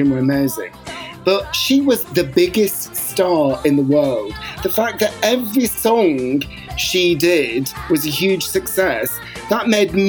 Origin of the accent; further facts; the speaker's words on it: Bolton, North West England, United Kingdom; when I was growing up in Bolton